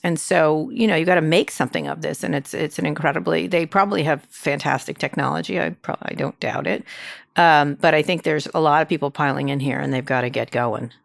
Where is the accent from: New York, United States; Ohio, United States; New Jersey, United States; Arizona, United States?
New Jersey, United States; Princeton; moved away; I grew up in Princeton